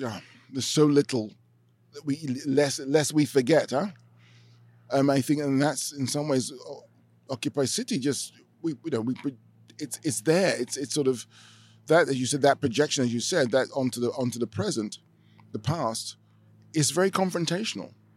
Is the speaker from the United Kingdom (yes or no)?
yes; London, United Kingdom; moved away as an adult; now in Amsterdam, Netherlands; growing up in Britain, in, in, in London